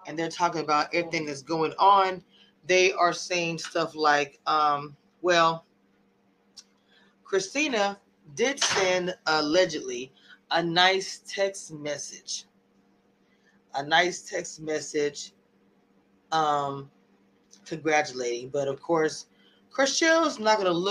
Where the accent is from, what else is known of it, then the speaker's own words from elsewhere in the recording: Louisiana, United States; I'm also from Louisiana